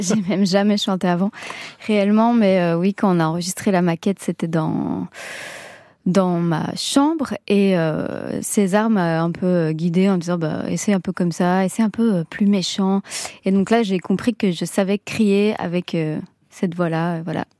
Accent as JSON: {"language": "French", "country": "France", "accent": "French", "said": "je suis quand même à moitié italienne et je chante dans un italien un peu euh, spécial, on va dire. Euh, je parle pas couramment. J'ai un accent euh, français"}